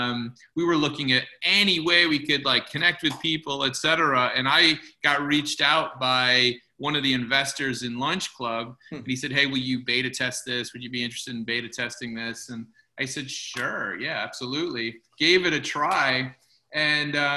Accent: Chicago, Illinois, United States; moved away; my hometown of Chicago

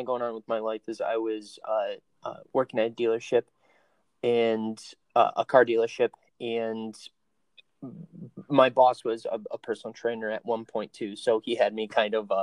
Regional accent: Binghamton, New York, United States; I was born in Binghamton, New York, raised there over on the west side

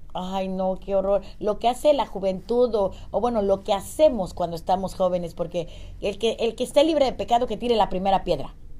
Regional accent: Mexico; mi obligación como mexicana, como mujer, como madre y como bruja

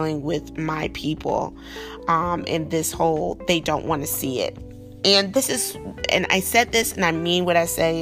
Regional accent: the South, United States; a Southern girl growing up in the South

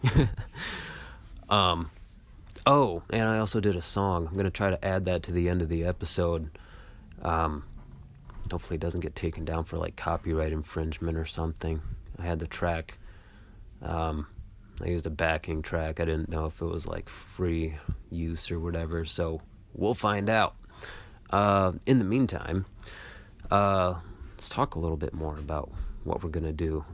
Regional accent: Michigan, United States; moved away as an adult; now in Washington, D.C., United States; I'm from Michigan, and I moved out to Washington, D C

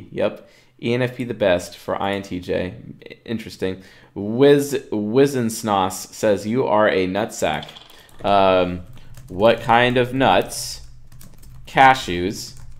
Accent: Minnesota, United States; Ooh, I'm thinking one's culture and upbringing is going to affect this a bit. I'm from Minnesota.

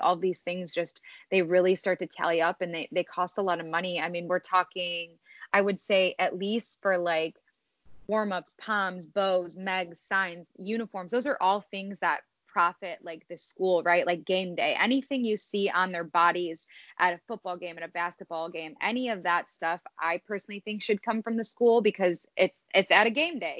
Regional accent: Streamwood, Illinois, United States; I'm from Streamwood, Illinois. I was born and raised, grew up here

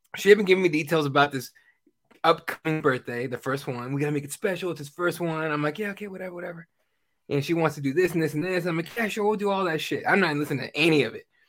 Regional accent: Mexico; moved away; I'm from Mexico

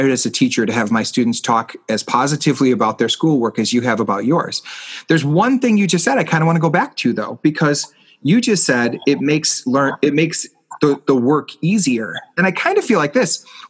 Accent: Chicago, Illinois, United States; my hometown has a beautiful art museum

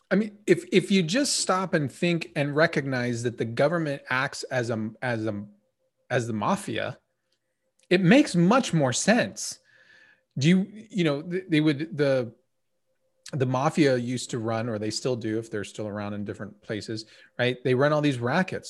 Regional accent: United States

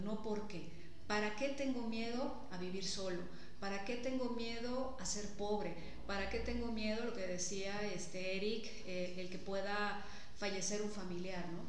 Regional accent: Mexico; Nosotros como mexicanos

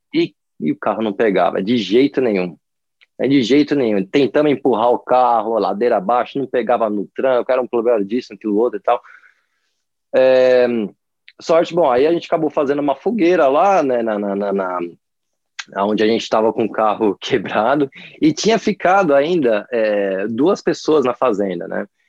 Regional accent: Brazil; moved away; also born or lived in Sydney, Australia; como, como brasileiro

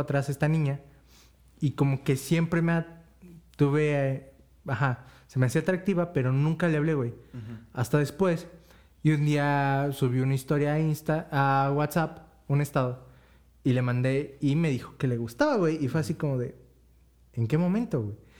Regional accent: Tepatitlán de Morelos, Jalisco, Mexico; soy de Tepa

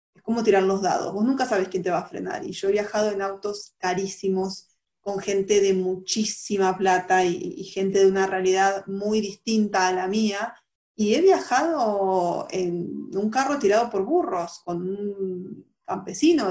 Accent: Argentina

